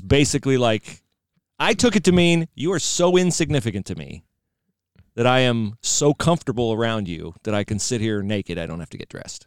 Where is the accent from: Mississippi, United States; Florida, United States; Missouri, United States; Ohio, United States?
Ohio, United States; moved away; I was from Ohio